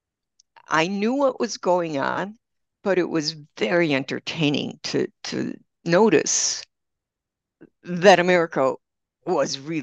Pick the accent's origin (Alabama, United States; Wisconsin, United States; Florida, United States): Wisconsin, United States; Milwaukee; moved away as an adult; also born or lived in Austin, Texas; now in Spain; I grew up in Milwaukee, and I grew up in a blue collar family in a blue collar neighborhood